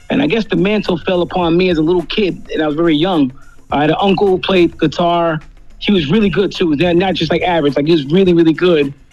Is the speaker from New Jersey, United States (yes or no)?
yes; New Jersey, United States; now in Florida, United States; since, I've been down here in Florida, I, when I, when I was in New Jersey, i I'm originally from Jersey